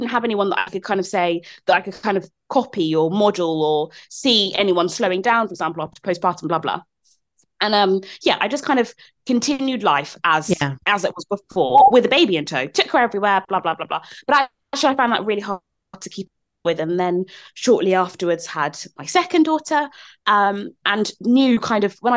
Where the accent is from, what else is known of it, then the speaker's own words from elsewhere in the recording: London, United Kingdom; moved away; I grew up in South London